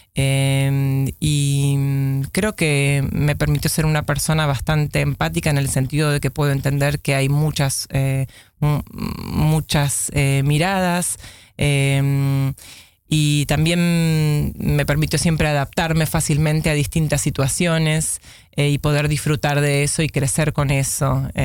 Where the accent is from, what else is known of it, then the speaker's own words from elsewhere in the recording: Buenos Aires, Argentina; moved away as an adult; now in Amsterdam, Netherlands; si bien nací acá, me crié eh, en Buenos Aires, donde fui a la escuela primaria, a la escuela secundaria